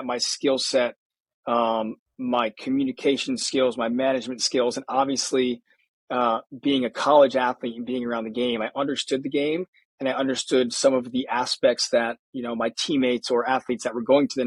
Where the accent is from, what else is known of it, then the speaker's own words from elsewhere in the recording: New Jersey, United States; also born or lived in Connecticut; I grew up in New Jersey.